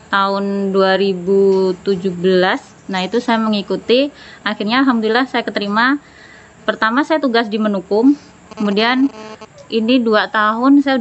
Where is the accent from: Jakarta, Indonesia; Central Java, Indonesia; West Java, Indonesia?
Central Java, Indonesia; Sukoharjo; now in Kalimantan, Indonesia; Saya asli Jawa Tengah, tepatnya di Kabupaten Sukoharjo, Surakarta.